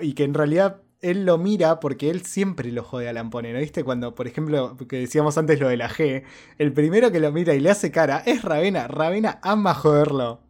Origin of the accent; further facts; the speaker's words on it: Villa Ballester, Buenos Aires Province, Argentina; en mi tierra natal, en Villa Ballester